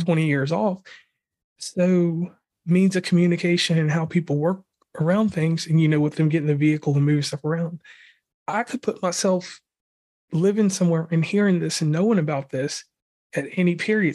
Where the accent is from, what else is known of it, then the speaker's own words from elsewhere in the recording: Lynchburg, Virginia, United States; moved away; I'm originally from Virginia. I'm from a, a town in Lo, Lynchburg, Virginia. I'm a Jerry Falwell guy. That's, that's, you know, where I was raised